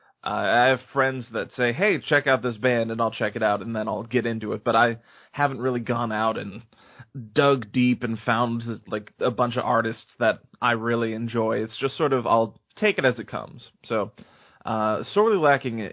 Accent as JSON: {"language": "English", "town": "San Diego", "region": "California", "country": "United States", "tie": "born or raised there", "said": "I grew up in San Diego, California"}